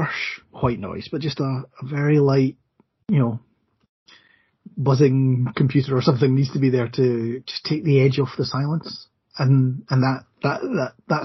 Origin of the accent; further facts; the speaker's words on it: Scotland, United Kingdom; as a Scotsman